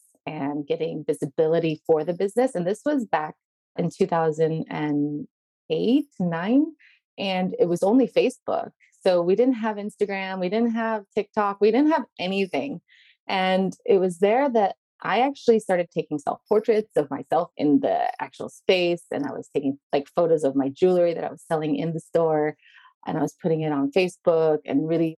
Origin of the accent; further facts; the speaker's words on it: United States; moved away as an adult; also born or lived in Las Vegas / Belgium / Sweden; now in Stockholm, Sweden; I'm an American and I live in Sweden. But prior to Sweden, I was living in Belgium. So in total, I've been out of the US for 11 years.